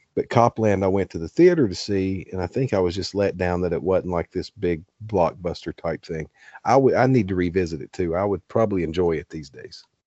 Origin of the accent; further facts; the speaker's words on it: Glade Spring, Virginia, United States; six miles down the road at exit twenty-nine is Glade Spring where I grew up